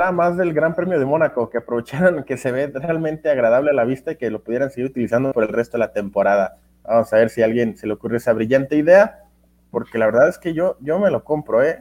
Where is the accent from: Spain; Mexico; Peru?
Mexico; por supuesto que aquí eh, somos mexicanos, eh, aquí somos autocríticos